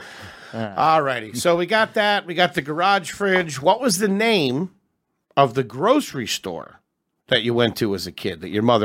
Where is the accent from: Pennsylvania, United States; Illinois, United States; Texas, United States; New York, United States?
Pennsylvania, United States; outside Philadelphia